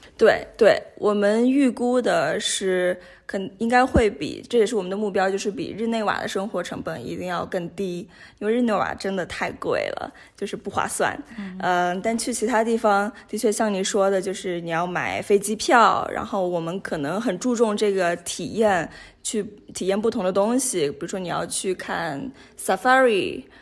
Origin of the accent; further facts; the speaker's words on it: Ganzhou, Jiangxi, China; also born or lived in Hong Kong / United States / United Kingdom / Nigeria; now in Geneva, Switzerland; 我是来自江西赣州， 呃，是中国人，呃，然后在不同地方接受过教育，我在香港上过学，然后在美国，在英国念过书，呃，然后在尼日利亚上过班，也在日内瓦上过班，现在的话是回到了国际红十字日内瓦的总部